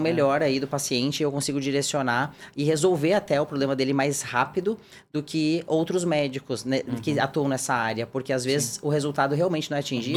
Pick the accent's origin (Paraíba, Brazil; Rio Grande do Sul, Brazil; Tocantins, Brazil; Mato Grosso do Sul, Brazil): Rio Grande do Sul, Brazil; moved away as an adult; also born or lived in Porto Alegre, Brazil; now in São Paulo, Brazil; eu nasci no, no Rio Grande do Sul, fiz a minha formação médica, né? E também de ortopedia na Federal de Porto Alegre